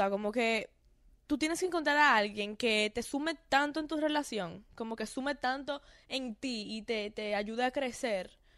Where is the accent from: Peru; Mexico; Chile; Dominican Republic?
Dominican Republic; accent: Dominican; Yo creo que fue que yo la puse nerviosa con mi acento dominicano.